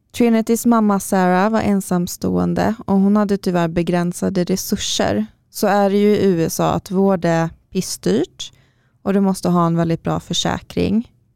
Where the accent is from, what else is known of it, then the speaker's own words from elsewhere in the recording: Karlstad, Värmland, Sweden; now in Stockholm, Sweden; när jag flyttade hit till Stockholm först och, och fortfarande hade kvar viss vård i Karlstad, där jag kommer ifrån